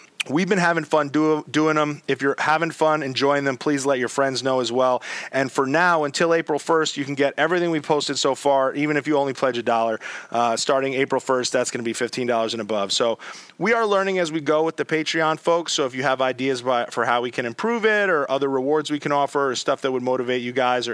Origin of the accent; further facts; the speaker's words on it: New York City, New York, United States; in New York City here in my hometown